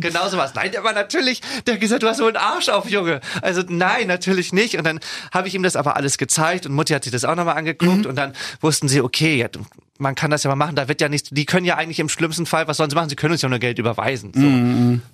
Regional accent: Schleswig-Holstein, Germany; also born or lived in Wesselburen; meiner Heimat. Ich glaube sowieso, dass das Land Schleswig-Holstein einen sehr erdet

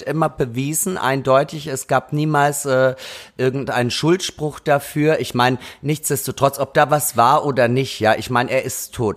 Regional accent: Austria; now in Berlin, Germany; Ich war ja gerade in Österreich in meiner Heimat

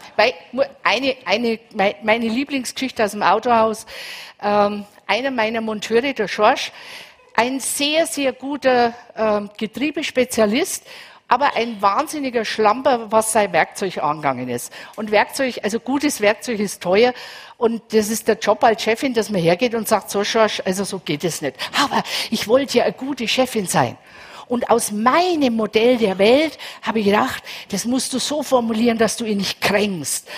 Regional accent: Franconia, Bavaria, Germany; also born or lived in Munich; ich bin aus Bayern, für alle aus Bayern, ich bin aus Franken.

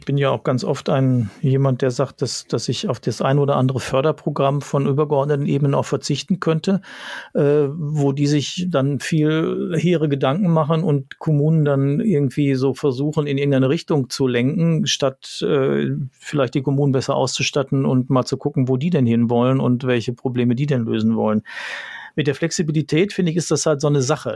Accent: Ruhr area, North Rhine-Westphalia, Germany; ich komme aus dem Ruhrgebiet

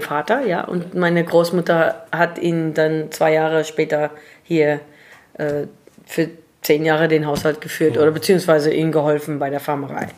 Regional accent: Swartland, Western Cape, South Africa; born or raised there; also born or lived in Paarl / Germany

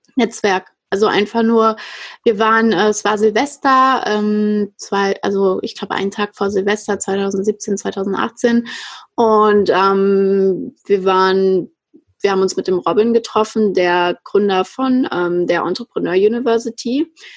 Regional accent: Frankfurt, Hesse, Germany; Ich bin ja aus Frankfurt und in Frankfurt auch aufgewachsen

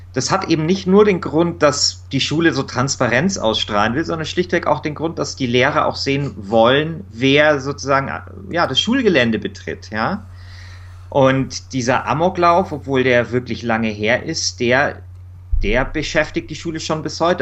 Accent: Munich, Bavaria, Germany; Ich bin dort in Mosach groß geworden. Es ist so ein ja, Arbeiterviertel, ein bisschen so im Münchner Norden

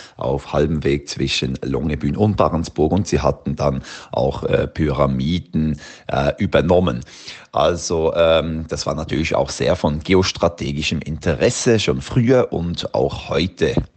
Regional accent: Switzerland; moved away as an adult; now in Svalbard, Norway; bin ursprünglich aus der Schweiz und seit knappen zehn Jahren jetzt auf der Insel Gruppe Spitzbergen als Guide tätig

